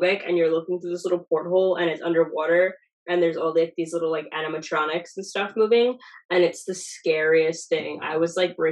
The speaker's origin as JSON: {"language": "English", "region": "New York", "country": "United States", "said": "I'm from New York. We literally talk about 9/11 all the time"}